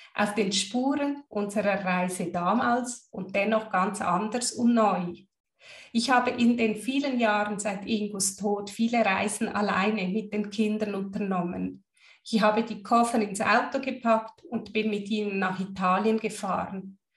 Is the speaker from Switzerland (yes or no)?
yes; Switzerland; Als Schweizerin